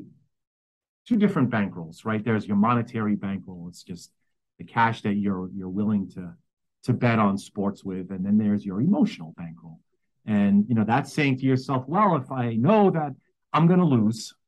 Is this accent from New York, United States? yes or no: yes; New York City, New York, United States; born and raised in New York City.